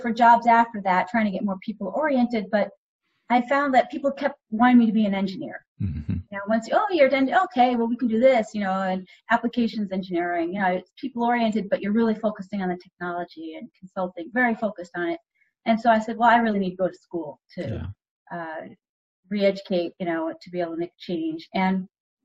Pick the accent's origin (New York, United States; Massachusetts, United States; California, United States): Massachusetts, United States; Cambridge; I grew up in Cambridge, Massachusetts, and I went to high school at Cambridge Orange and Latin School